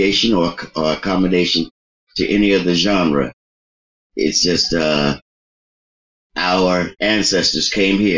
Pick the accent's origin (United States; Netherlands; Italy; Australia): United States; New York City, New York; From Sugar Hill, Harlem. But my background is Mississippi and South Carolina, Norfolk, Virginia